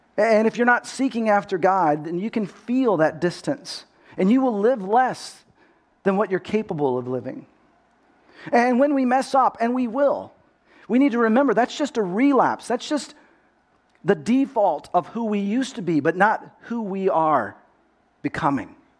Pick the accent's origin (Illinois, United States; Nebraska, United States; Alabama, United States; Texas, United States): Texas, United States; accent: Texas; now in California, United States; I grew up in Texas.